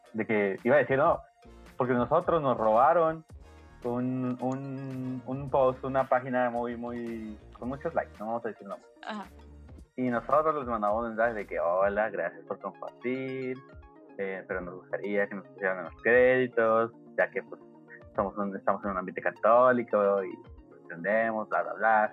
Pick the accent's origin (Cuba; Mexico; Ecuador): Mexico; Ciudad Juárez, Chihuahua; nosotros somos de Ciudad Juárez